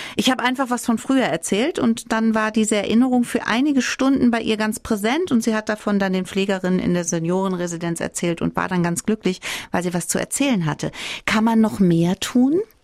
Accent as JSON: {"language": "German", "region": "Saarland", "country": "Germany", "said": "Bei uns im Saarland"}